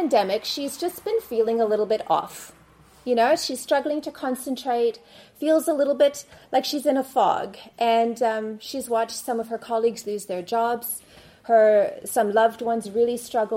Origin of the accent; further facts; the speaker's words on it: Canada; now in South Africa; I'm living in South Africa. I've been living there for the past 24 years now, but was born and raised in Canada